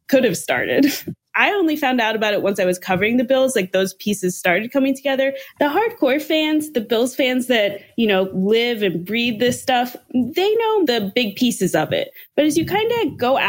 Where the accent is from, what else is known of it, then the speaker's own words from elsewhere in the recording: Pittsburgh, Pennsylvania, United States; moved away as an adult; now in Buffalo, United States; I'm from Pittsburgh originally